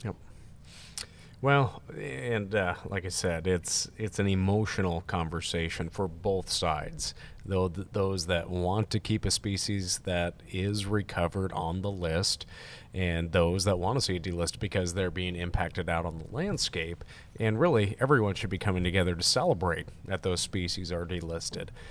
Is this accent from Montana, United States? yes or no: yes; Montana, United States; I'm from Montana